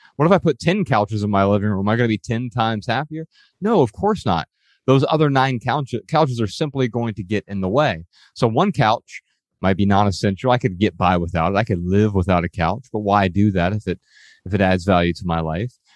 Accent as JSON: {"language": "English", "town": "Dayton", "region": "Ohio", "country": "United States", "tie": "born or raised there", "said": "We grew up in Dayton, Ohio"}